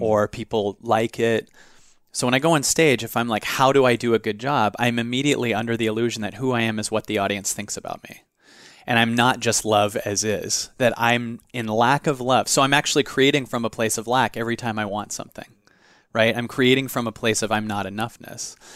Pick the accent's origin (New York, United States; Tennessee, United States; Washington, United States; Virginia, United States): Washington, United States; Seattle; In Seattle. I grew up in Seattle.